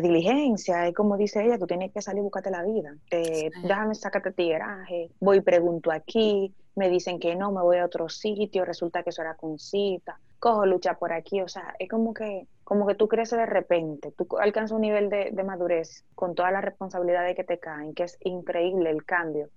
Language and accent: Spanish; Dominican Republic; moved away as an adult; now in Spain